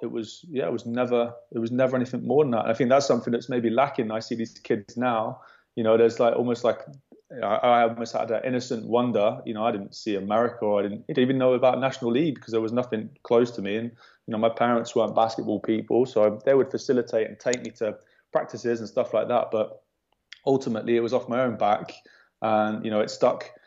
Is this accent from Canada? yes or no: no; Worcester, West Midlands, United Kingdom; I'm from Worcester